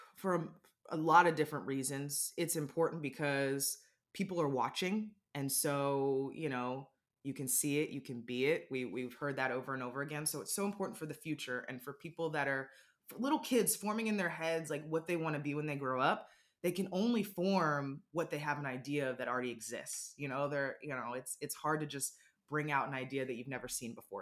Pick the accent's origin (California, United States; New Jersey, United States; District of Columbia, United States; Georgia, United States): District of Columbia, United States; Washington; I grew up in the Washington D.C. area, and we had Mystics season tickets.